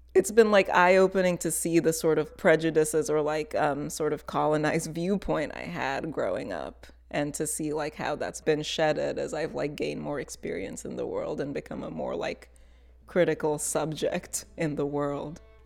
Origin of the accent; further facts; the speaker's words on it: Fresno, California, United States; moved away as an adult; also born or lived in Tanzania; now in Boston, United States; I grew up in Fresno and I just like hated it and I just could not wait to leave.